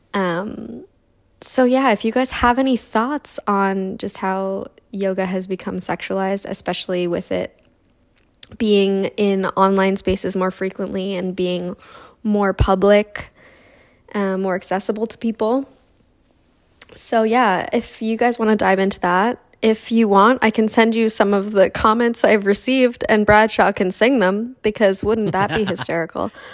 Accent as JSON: {"language": "English", "country": "Canada", "moved": "yes", "lives_now": "United States", "said": "I'm originally from Canada and I now live in the States"}